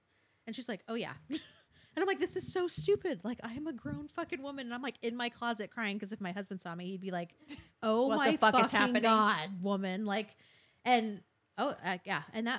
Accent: Arizona, United States; moved away as an adult; my family all in Arizona, I grew up in Arizona.

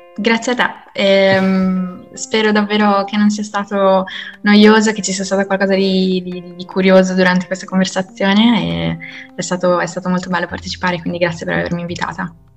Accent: Italy; moved away; In Italia ritornerò assolutamente, nel senso che sono molto, molto innamorata io della, del mio paese

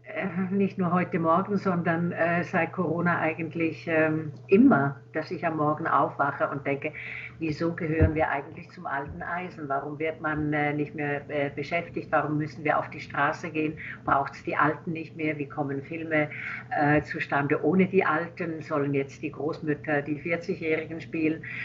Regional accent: Switzerland; now in Berlin, Germany; Als Schweizerin kann ich ja ein, also konnte ich einreisen

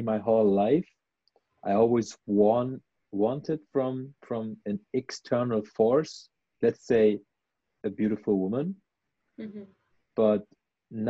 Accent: Germany; my roots are in Iran, but I grew up in Germany

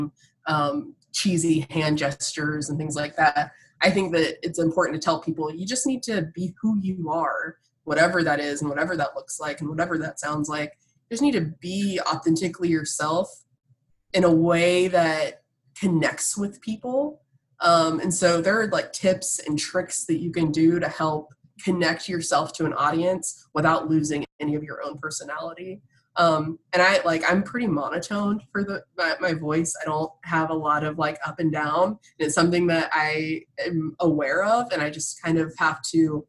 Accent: New Smyrna Beach, Florida, United States; now in Washington, D.C., United States; I grew up in the shark bite capital of the world, New Smyrna Beach

